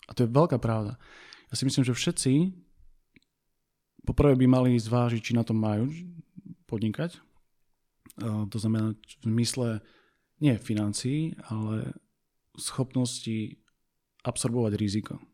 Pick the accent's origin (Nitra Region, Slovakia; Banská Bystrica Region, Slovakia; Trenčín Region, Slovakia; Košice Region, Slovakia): Košice Region, Slovakia; Košice; also born or lived in near Bratislava; now in Bratislava, Slovakia; som z Košíc, východniar, žijúci pri Bratislave